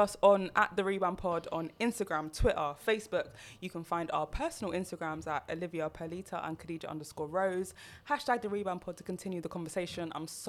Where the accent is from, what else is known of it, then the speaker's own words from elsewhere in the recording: Jamaica; We don't do that as a Jamaican.